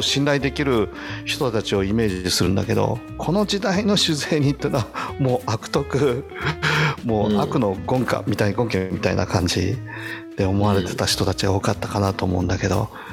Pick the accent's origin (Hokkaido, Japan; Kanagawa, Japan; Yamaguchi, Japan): Hokkaido, Japan; also born or lived in Osaka; 僕もほらどさんこだから根っからの生まれも育ちも北海道なので